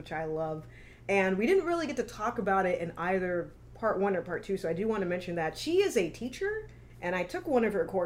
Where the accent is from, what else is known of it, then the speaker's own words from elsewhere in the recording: Houston, Texas, United States; now in Los Angeles, United States; I grew up in Houston